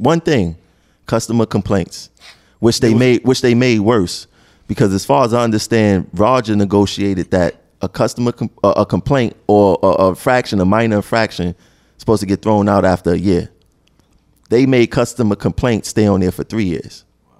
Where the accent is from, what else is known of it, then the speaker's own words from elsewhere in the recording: Brooklyn, New York, United States; I'm from Brooklyn.